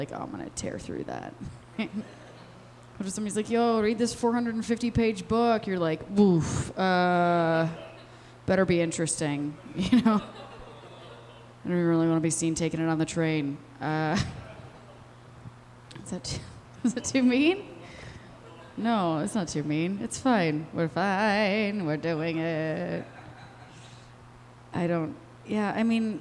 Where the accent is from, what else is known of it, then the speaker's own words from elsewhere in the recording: Westmont, Illinois, United States; now in Chicago, United States; I'm from Westmont, okay? I was born plain white trash.